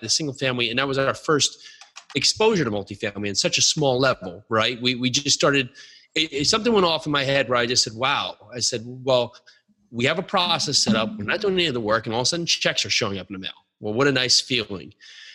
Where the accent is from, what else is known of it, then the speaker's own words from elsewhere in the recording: New Jersey, United States; Born and raised in New Jersey